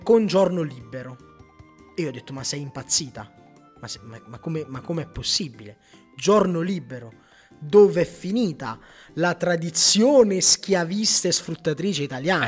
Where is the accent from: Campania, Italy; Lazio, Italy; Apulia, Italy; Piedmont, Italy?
Campania, Italy; Pellare; a Pellare, nel mio paese